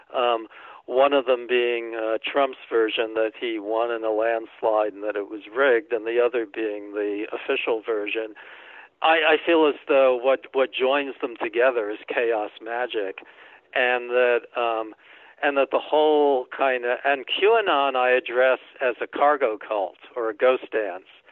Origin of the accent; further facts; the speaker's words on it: New York City, New York, United States; moved away as an adult; also born or lived in Massachusetts / Michigan / Maine; I grew up in New York City